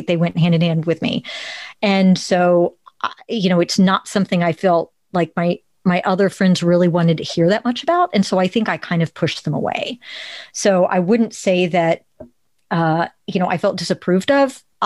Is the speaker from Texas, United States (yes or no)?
yes; Plano, Texas, United States; I grew up in Plano, Texas, where the differences are not celebrated